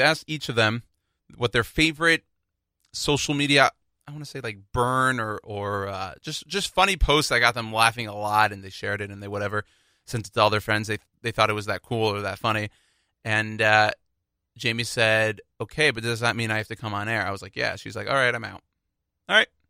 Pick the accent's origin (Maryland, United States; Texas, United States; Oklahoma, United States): Texas, United States; Houston; I'm from Houston